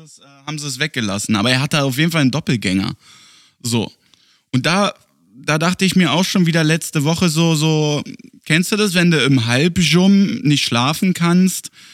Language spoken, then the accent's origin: German; Germany; now in Berlin, Germany; Bei uns in Deutschland